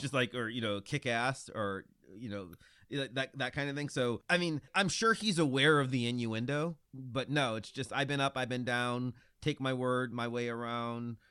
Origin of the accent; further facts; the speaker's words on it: Lorain, Ohio, United States; I grew up in Lorain, Ohio, which is thirty minutes from Cleveland